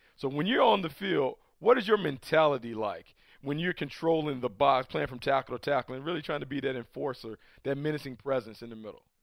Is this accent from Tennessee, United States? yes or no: no; North Carolina, United States; I was a kid. I grew up in North Carolina.